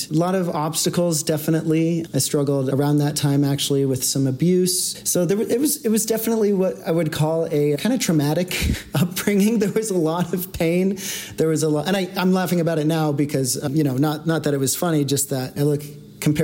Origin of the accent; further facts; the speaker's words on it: Portland, Oregon, United States; now in Denver, United States; I was born in Portland, Oregon, and grew up, you know, with two parents who were never married